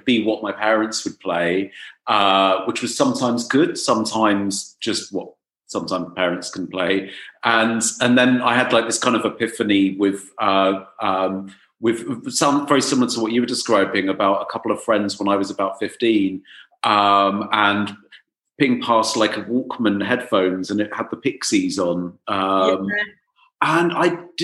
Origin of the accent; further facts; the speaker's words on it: Middlesex, London, United Kingdom; also born or lived in Dorset; I'm from Dorset, but I went to school in Middlesex